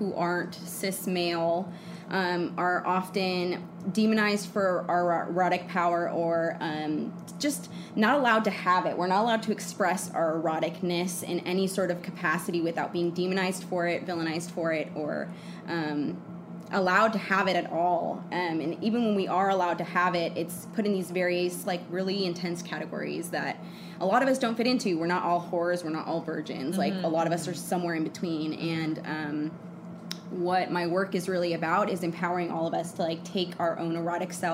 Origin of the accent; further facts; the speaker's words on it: Redwood City, California, United States; moved away as an adult; also born or lived in Oakland, California / Portland, Oregon; now in Los Angeles, United States; I'm from the Bay Area, California. Grew up in Redwood City